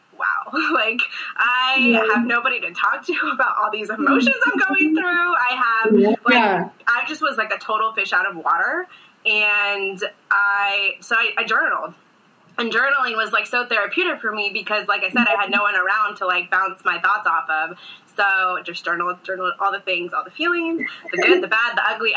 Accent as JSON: {"language": "English", "country": "United States", "tie": "born or raised there", "also_born_or_lived": "Bogota, Colombia", "said": "I was raised in the United States by my American parents, and I was adopted at 5 weeks old"}